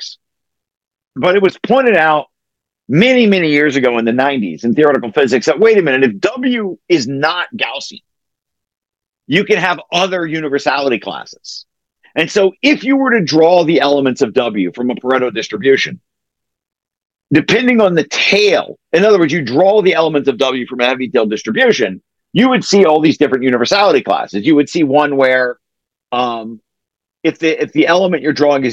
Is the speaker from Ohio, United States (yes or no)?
yes; Ohio, United States; I have a French name, but I'm not French. I'm from Ohio